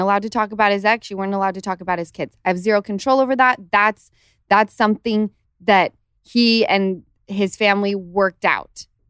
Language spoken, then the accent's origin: English; Utah, United States; now in Los Angeles, United States; Since the time I lived in Utah